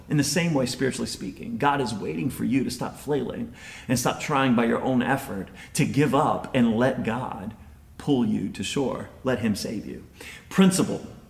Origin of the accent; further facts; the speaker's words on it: United States; first language English; we're American